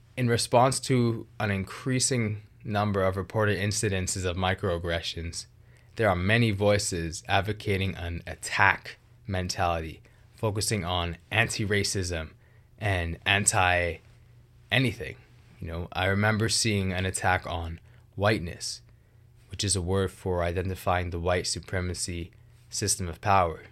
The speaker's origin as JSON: {"language": "English", "town": "Vancouver", "region": "British Columbia", "country": "Canada", "tie": "born or raised there", "said": "I grew up in the Greater Vancouver area of British Columbia, which is very multicultural"}